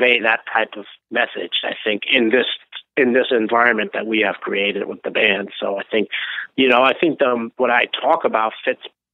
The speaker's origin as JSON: {"language": "English", "country": "Germany", "tie": "born or raised there", "also_born_or_lived": "Turkey", "moved": "as an adult", "lives_now": "United States", "said": "I was 2 years old when my parents moved to Germany, and then when I'm in my late 20s, I immigrated to the States from Germany"}